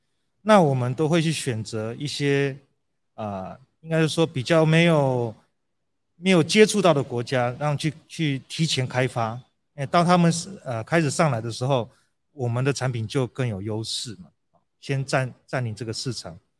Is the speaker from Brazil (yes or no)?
yes; Brazil; moved away as an adult; also born or lived in United States; now in Taiwan; 我在台湾出生，但是从两岁就在巴西住。